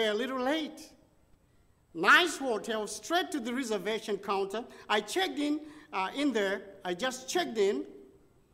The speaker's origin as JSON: {"language": "English", "town": "Dallas", "region": "Texas", "country": "United States", "said": "I said, United States, Dallas, Texas"}